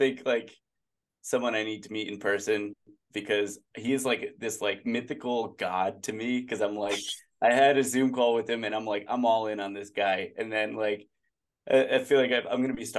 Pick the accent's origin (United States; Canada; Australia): United States; New England; we're all from New England area, and we, like, I feel like we slip into our accents a lot more when you're surrounded by people with that accent.